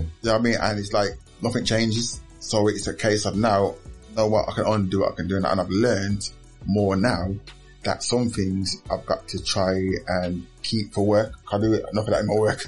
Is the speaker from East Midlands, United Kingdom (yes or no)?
no; Birmingham, West Midlands, United Kingdom; born and bred in, in Aston until recently. I've only lived in Aston